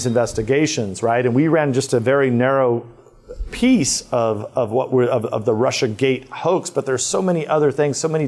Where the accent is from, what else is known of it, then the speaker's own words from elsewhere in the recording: California, United States; the safe part of California